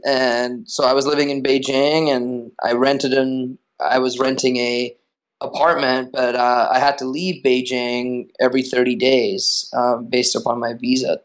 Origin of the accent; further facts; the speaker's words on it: Australia; also born or lived in United States; now in New York City, United States; I'm originally from Australia